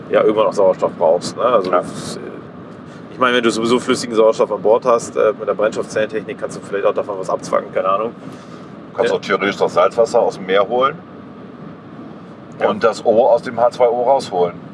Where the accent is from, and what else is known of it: Bremen, Germany